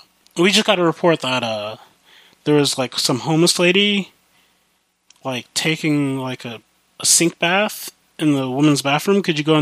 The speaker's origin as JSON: {"language": "English", "region": "Midwest", "country": "United States", "tie": "born or raised there", "accent": "country", "moved": "yes", "said": "I grew up in the Midwest, and I moved to the West Coast? Yeah, I moved to the West Coast, and so I have, a bit of a country accent."}